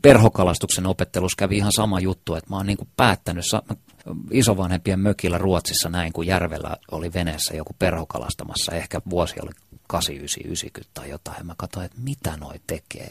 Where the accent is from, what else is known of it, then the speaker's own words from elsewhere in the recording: Helsinki, Uusimaa, Finland; Kumpulassa, jossa, josta mä oon kotoisin, niin lähestulkoon kaikki semmoiset jotenkin rakkaimmat muistot ja kaikkein makeimmat muistot lapsuudesta